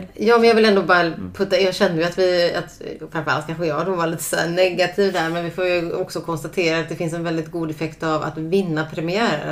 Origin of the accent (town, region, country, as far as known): Sweden